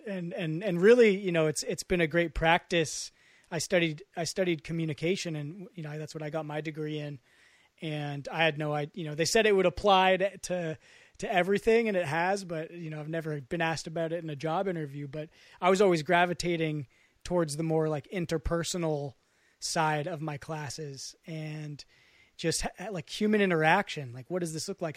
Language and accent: English; West Marin County, California, United States; I'm from Mar-, West Marin County